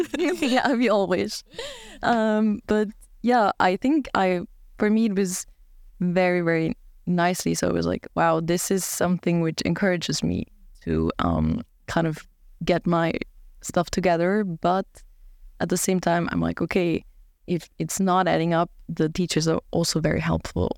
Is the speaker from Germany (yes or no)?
yes; Germany; now in Sweden; I'm from Germany